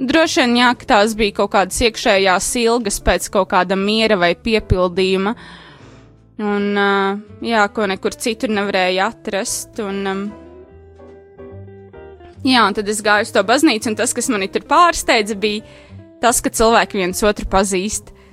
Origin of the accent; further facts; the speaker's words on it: Rēzekne, Latgale, Latvia; moved away as an adult; now in Riga, Latvia; Un tad, kad es pārcēlos no Rēzaknes uz Rīgu studiju dēļ, es sākotnēji meklēju katoļu baznīcu